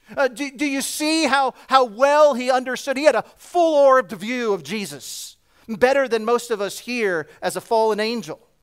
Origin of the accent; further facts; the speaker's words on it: New Jersey, United States; I'm from New Jersey. We talk a bit fast.